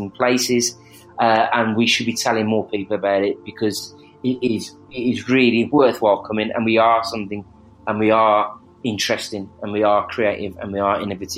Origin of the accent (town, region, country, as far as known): Birmingham, West Midlands, United Kingdom; accent: Birmingham